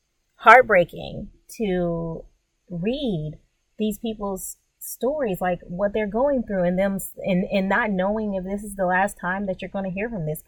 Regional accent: Louisiana, United States; also born or lived in New York; So I was born in Louisiana. I'm an Army rat, so I was born in Louisiana, but we immediately moved to upstate New York. However, we moved back to northern Louisiana, where my parents are from, before I was in middle school.

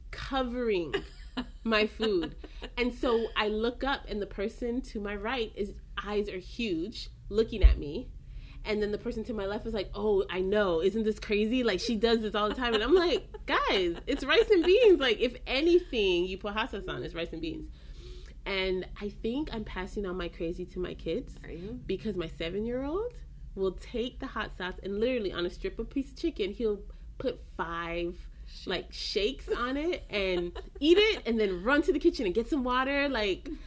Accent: Belize; I'm from Belize

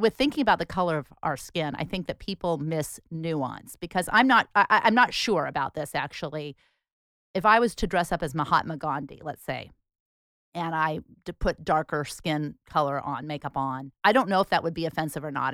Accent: Portland, Oregon, United States; we grew up here in Portland, Oregon.

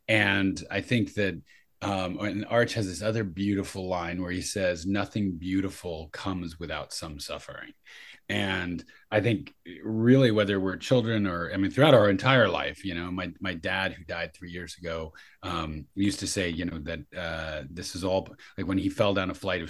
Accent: New York City, New York, United States; now in Santa Cruz, United States; So I'm in Santa Cruz, but I grew up in New York City.

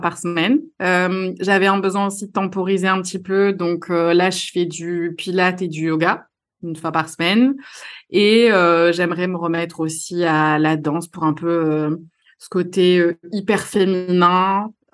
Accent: Marseille, Provence-Alpes-Côte d'Azur, France; moved away as an adult; now in Lille, France; je suis marseillaise, marseillaise d'origine, mais je vis à Lille depuis

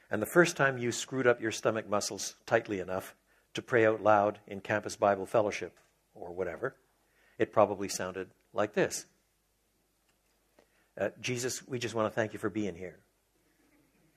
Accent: Quebec, Canada; I was brought up in French Canada, so it was a bilingual home. We learned to pray in English and French

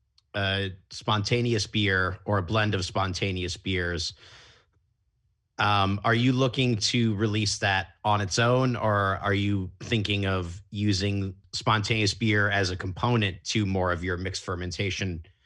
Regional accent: Chicago, Illinois, United States; as a Chicagoan

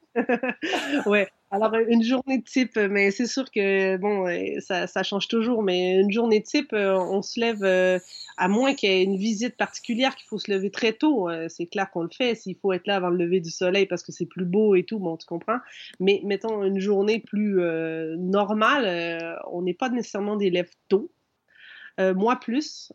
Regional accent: Quebec, Canada; je suis un canadien

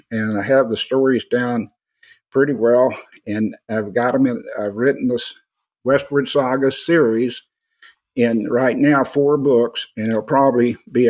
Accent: Austin, Texas, United States; also born or lived in San Antonio, Texas; I'm originally from Austin. I was born in Austin, fifth generation to be born

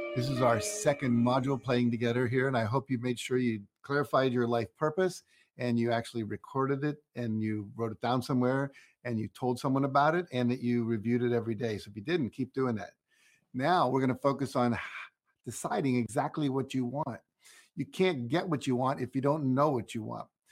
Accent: Wheeling, West Virginia, United States; moved away; I grew up in Wheeling, West Virginia.

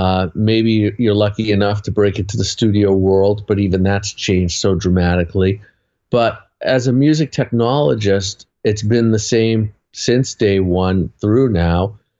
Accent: Boston, Massachusetts, United States; I'm from Boston.

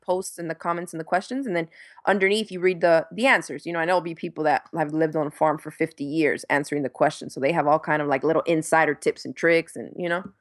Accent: Miami, Florida, United States; moved away as an adult; also born or lived in New York / Dominican Republic; now in Gainesville, United States; I was born in New York, and I grew up in Miami

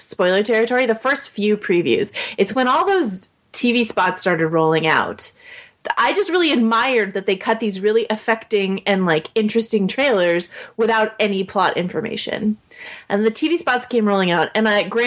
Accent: 20 minutes from Lucas Valley Ranch, California, United States; I grew up like 20 minutes from Lucas Valley Ranch

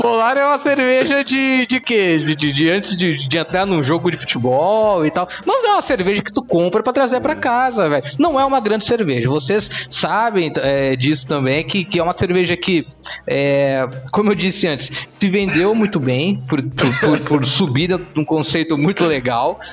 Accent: Porto Alegre, Rio Grande do Sul, Brazil; now in Cuiabá, Brazil; eu sou gaúcho, né? sou de Porto Alegre. Vim pra cá em 96 com, com, com a minha família

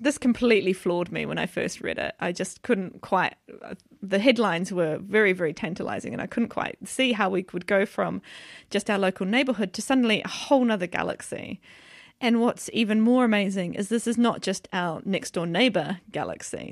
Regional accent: New Zealand; moved away as an adult; now in York, United Kingdom; I come from New Zealand, which is where I did my undergraduate study, my P H D

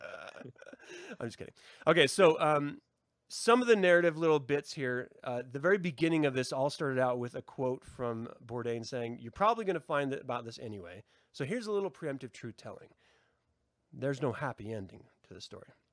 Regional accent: United States; I'm American

